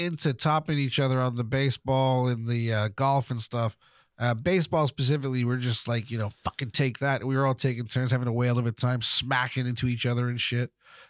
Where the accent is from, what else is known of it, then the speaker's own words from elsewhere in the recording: Florida, United States; Growing up in Florida was different time, different place.